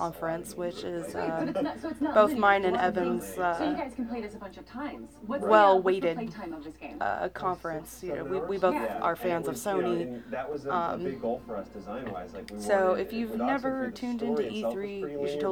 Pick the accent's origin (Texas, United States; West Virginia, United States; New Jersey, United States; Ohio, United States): West Virginia, United States; our home state.